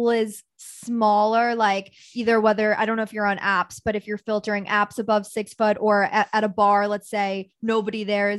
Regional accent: New York City, New York, United States; I was born in New York City.

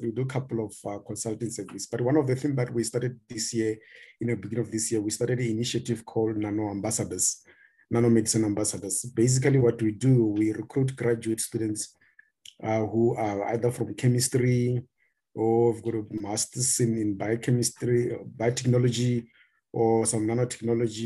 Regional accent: South Africa; I'm actually from South Africa

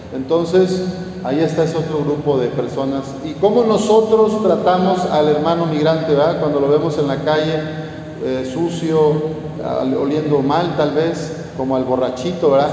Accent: Jalisco, Mexico; moved away as an adult; now in Torreón, Mexico; allá en Jalisco, en mi tierra

